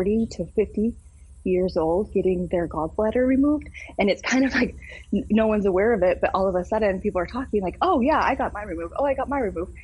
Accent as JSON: {"language": "English", "region": "South Dakota", "country": "United States", "said": "I am state senator from South Dakota"}